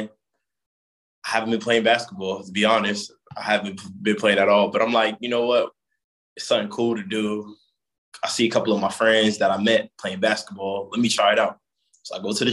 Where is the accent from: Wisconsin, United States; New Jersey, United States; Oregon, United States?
New Jersey, United States; Jersey City; I grew up in Jersey City